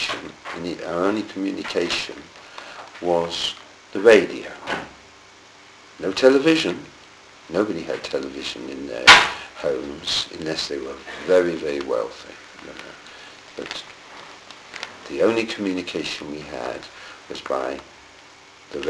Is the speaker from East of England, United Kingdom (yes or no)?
no; Plymouth, South West England, United Kingdom; I was born in Plymouth.